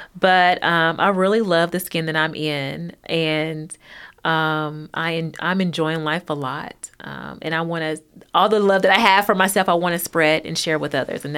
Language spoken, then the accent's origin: English; Hopkinsville, Kentucky, United States; And I'm a small town girl. I'm from a very small town. I'm from Hopkinsville, and so it still has a really small town feel.